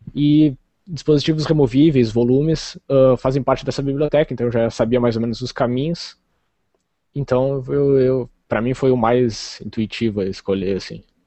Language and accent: Portuguese; Rio Grande, Rio Grande do Sul, Brazil; Eu sou do Rio Grande do Sul, do sul do Rio Grande do Sul. Rio Grande, é a cidade que dá nome ao estado, assim, extremo sul do Rio Grande do Sul, quase fronteira com o Uruguai.